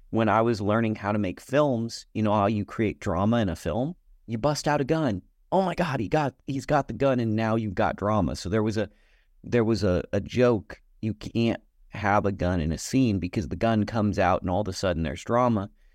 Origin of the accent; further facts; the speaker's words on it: United States; I'm an American